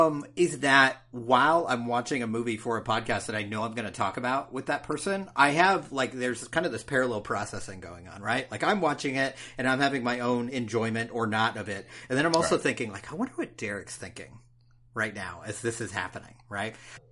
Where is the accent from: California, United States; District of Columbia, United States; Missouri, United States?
California, United States; Man, I'm from California. Weed's legal there.